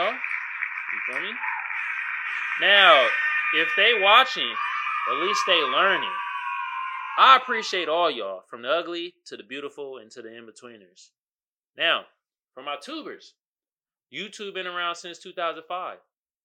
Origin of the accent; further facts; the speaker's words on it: Oakland, California, United States; I'm from there. I'm from the town. I'm from Oakland.